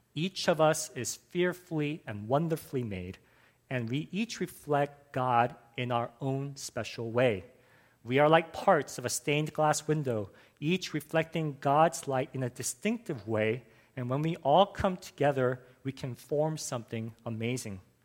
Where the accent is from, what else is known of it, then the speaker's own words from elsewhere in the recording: Los Angeles, California, United States; I grew up in Los Angeles, and growing up as a boy in the US